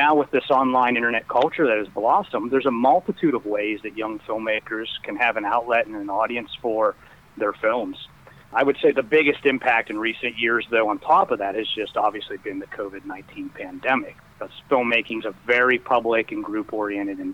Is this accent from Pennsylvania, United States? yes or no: yes; Pennsylvania, United States; moved away as an adult; I'm originally from Pennsylvania